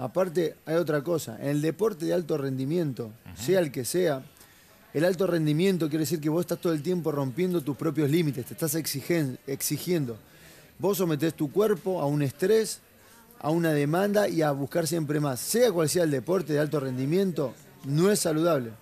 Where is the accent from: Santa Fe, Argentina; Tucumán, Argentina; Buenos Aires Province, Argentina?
Buenos Aires Province, Argentina; La Plata; moved away as an adult; also born or lived in Brazil; now in United States; yo arranqué acá en mi ciudad natal, que es La Plata. Yo viví toda mi vida en La Plata hasta los 20 años de, edad